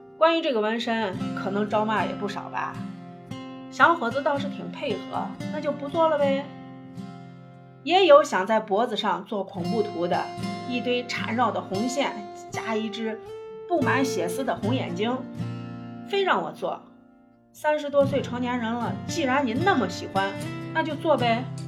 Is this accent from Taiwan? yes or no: no; China; 我们中国人